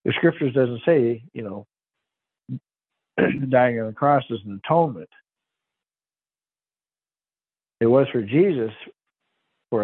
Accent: by Lake Erie, Michigan, United States; now in Ozarks, United States; I grew up in Michigan by Lake Erie

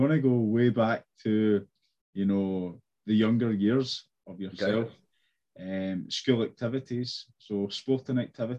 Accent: Glasgow, Scotland, United Kingdom; I'm from Glasgow, based in Scotland.

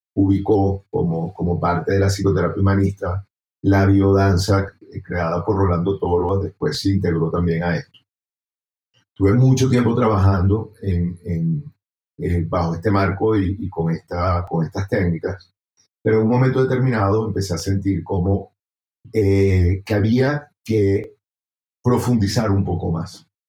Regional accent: Venezuela; moved away as an adult; now in Bogotá, Colombia; soy venezolano, salí de, del país hace ya 10 años, viviendo aquí en Bogotá.

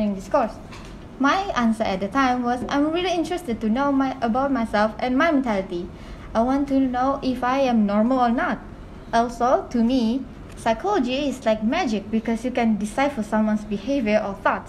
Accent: Sabah, Malaysia; moved away as an adult; now in Kuala Lumpur, Malaysia; I'm from Sabah. Selangor is really a new place for me

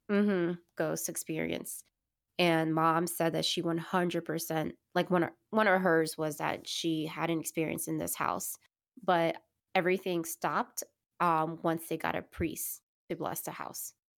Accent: Miami, Florida, United States; moved away; growing up in Miami, we have obviously a lot of family members in Miami

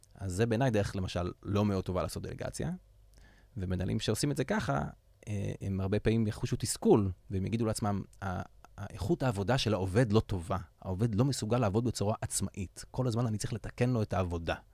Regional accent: Yavne, Central District, Israel; גדלתי ביבנה, עיר האורות, בירת הראפ.

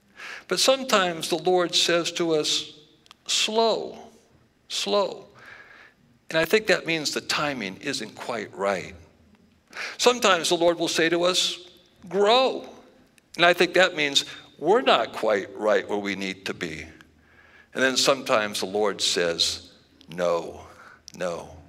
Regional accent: Lewiston, Idaho, United States; also born or lived in Yakima / Wenatchee / Phoenix / Salem; So I was born in Lewiston, Idaho. And I'm from Idaho. Don't spread that news around too much. And then I moved to Yakima and Wenatchee, Washington.

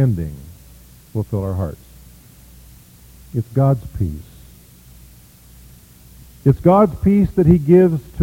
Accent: Kansas, United States; I am from Kansas

